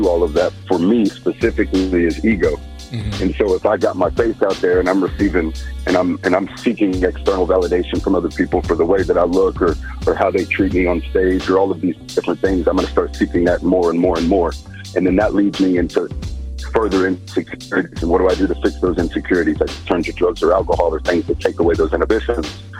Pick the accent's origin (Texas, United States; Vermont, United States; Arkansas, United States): Texas, United States; I'm from the South. I'm from Texas